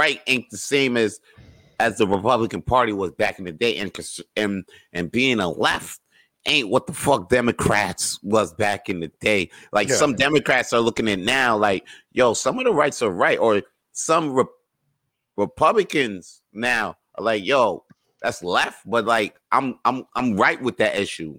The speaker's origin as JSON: {"language": "English", "country": "United States", "tie": "born or raised there", "said": "I grew up in America"}